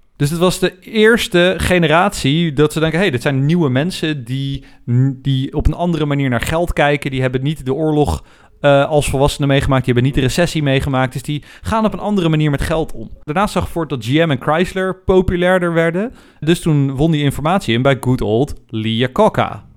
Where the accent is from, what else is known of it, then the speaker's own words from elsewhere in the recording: Netherlands; wij als Nederlanders